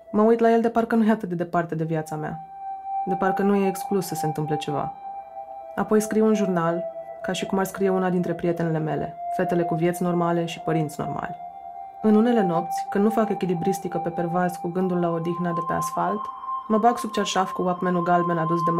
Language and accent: Romanian; Suceava, Suceava County, Romania; also born or lived in Bucharest; M-am născut la București, unde ei mei s-au mutat după căsătorie, dar am crescut până la șapte ani la Suceava, cu bunicii din partea mamei, într-o casă mare, cu curte și grădină.